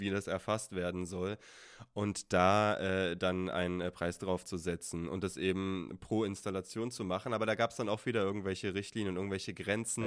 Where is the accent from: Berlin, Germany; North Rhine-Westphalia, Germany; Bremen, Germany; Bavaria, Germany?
Berlin, Germany; also born or lived in Wales; wir kommen beide aus Berlin